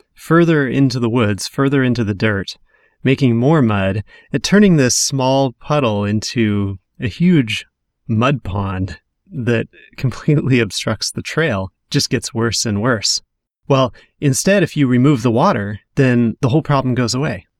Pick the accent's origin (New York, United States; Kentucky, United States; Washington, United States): Washington, United States; Western; growing up in Western Washington